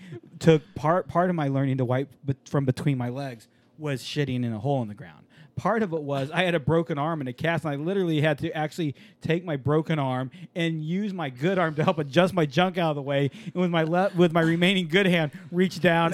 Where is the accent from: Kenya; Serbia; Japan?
Japan; moved away; I grew up in Japan